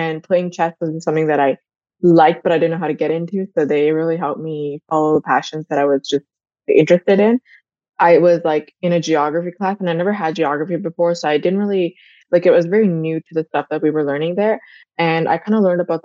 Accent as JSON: {"language": "English", "country": "India", "tie": "born or raised there", "moved": "yes", "said": "I grew up in India and I actually had my family all around me all the time."}